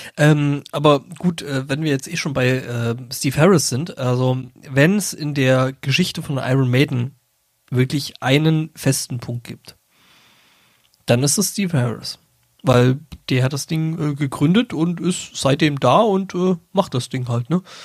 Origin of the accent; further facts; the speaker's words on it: Saxony, Germany; ich komme ja aus Sachsen